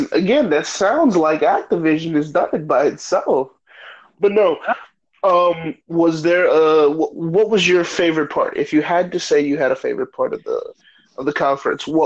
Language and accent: English; Mexico; I'm actually from Mexico.